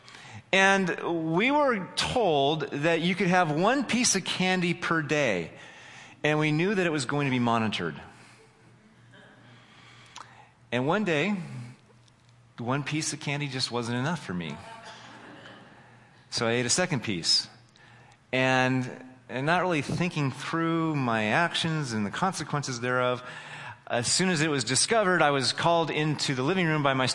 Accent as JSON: {"language": "English", "area": "Humboldt County", "region": "California", "country": "United States", "tie": "born or raised there", "moved": "yes", "lives_now": "San Jose, United States", "said": "I grew up in Humboldt County, so not too far away. But, you know, I eventually moved to San Jose"}